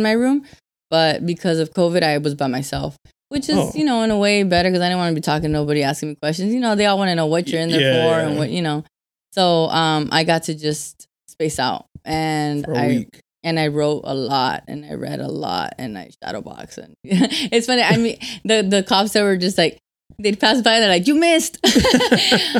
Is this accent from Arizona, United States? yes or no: yes; Arizona, United States; I'm from Arizona